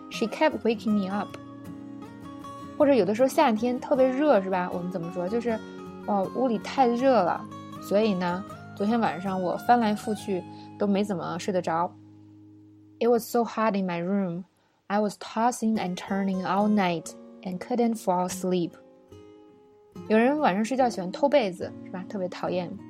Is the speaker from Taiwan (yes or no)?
no; China; 我们中国人